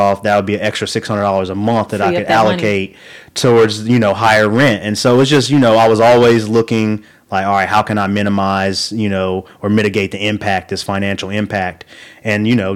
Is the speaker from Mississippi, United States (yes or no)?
no; rural Oklahoma, United States; growing up in Oklahoma, rural Oklahoma